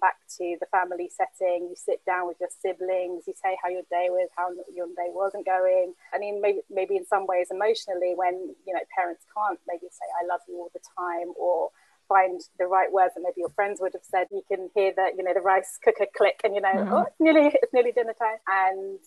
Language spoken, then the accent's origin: English; London, United Kingdom; when I was younger, growing up in Camden, my mum actually used to work shift work